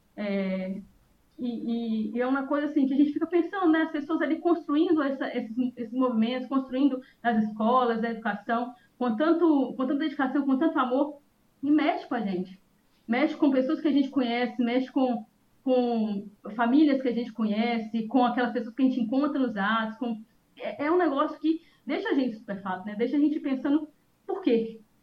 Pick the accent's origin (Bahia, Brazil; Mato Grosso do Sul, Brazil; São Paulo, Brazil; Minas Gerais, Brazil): Minas Gerais, Brazil; now in Espírito Santo, Brazil; Eu sou mineira